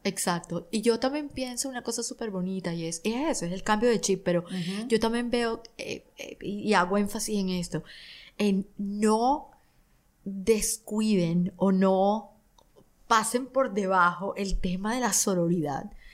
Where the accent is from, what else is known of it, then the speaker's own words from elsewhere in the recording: Barranquilla, Atlántico, Colombia; Barranquilla, de donde yo soy